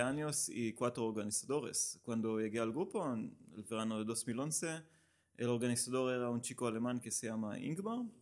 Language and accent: Spanish; Israel; Spanish is a second language; moved away as an adult; now in Barcelona, Spain; soy israelí, llevo aquí cinco años